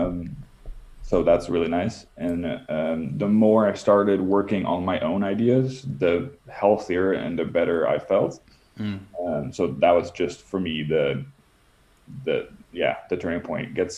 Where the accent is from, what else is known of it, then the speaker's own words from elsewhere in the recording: Netherlands; moved away as an adult; also born or lived in United States; I was born and raised in the Netherlands, moved to the States for about a decade